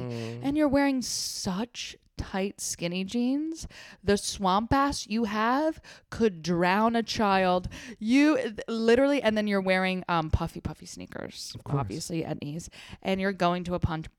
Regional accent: United States; I'm from the tri-state area. I'm not from New England.

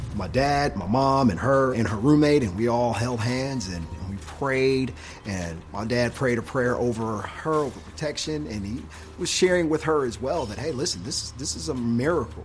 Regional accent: Detroit, Michigan, United States; I'm from inner city Detroit

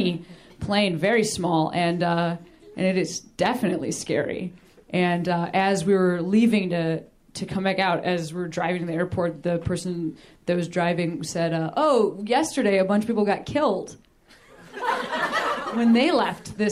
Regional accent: Midwest, United States; I'm from the Midwest

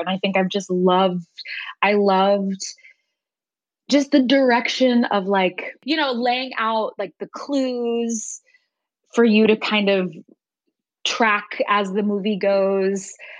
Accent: Norfolk, Virginia, United States; So I grew up going to this, like, you know, old school, like vintage movie theater, in my hometown in Norfolk, Virginia

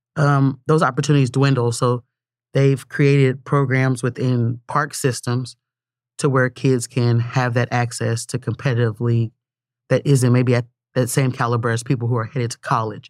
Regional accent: Tulsa, Oklahoma, United States; growing up in North Tulsa, going to school in Midtown

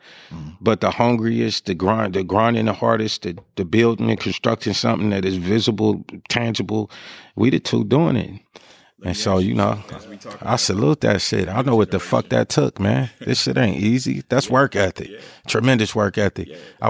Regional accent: Sacramento, California, United States; But in terms of pride, like I'm from Sacramento, man. I'm not opposed to seeing somebody from my city win.

